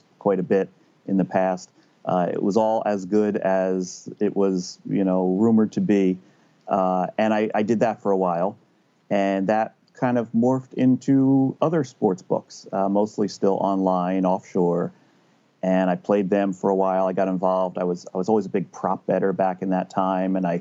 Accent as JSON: {"language": "English", "region": "New Jersey", "country": "United States", "tie": "born or raised there", "said": "I was born in New Jersey. I've lived here all my life."}